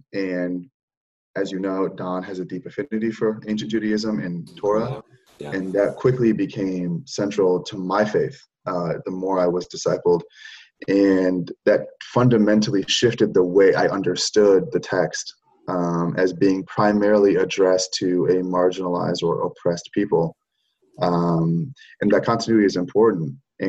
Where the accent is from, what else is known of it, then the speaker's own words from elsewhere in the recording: Oregon, United States; also born or lived in Michigan; church leaders that I have known growing up in Oregon, the West Coast, growing up in the North, in Michigan